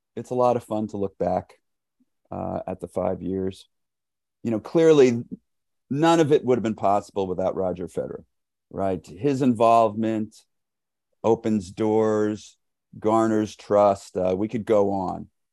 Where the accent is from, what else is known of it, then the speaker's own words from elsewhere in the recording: New York City, New York, United States; I grew up in New York City